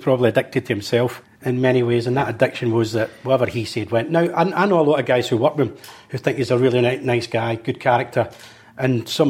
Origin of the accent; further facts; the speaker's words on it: Glasgow, Scotland, United Kingdom; where do you come from? I says, oh, Maryhill Barracks.